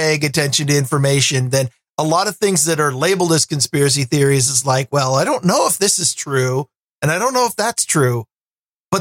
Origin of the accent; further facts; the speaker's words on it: America's left coast, West Coast, United States; I'm from America's left coast